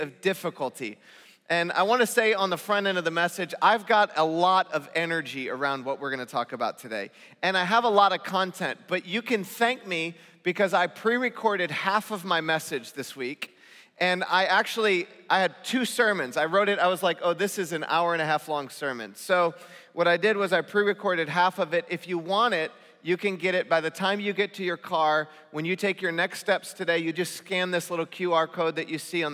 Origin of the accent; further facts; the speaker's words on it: Northern California, United States; now in Southern California, United States; I come from Northern California